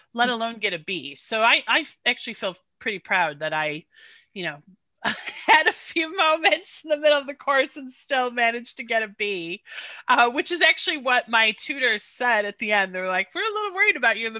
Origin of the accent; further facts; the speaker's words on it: United States; moved away as an adult; also born or lived in London; I'm American